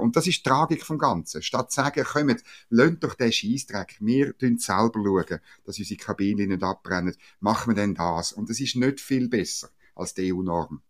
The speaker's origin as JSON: {"language": "German", "country": "Switzerland", "said": "als Schweizer"}